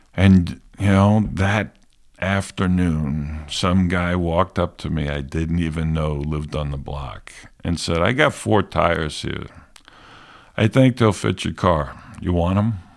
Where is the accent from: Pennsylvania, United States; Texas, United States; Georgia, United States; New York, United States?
New York, United States; New York City; accent: New York; moved away as an adult; also born or lived in Alabama; I grew up in New York City, fifties and sixties.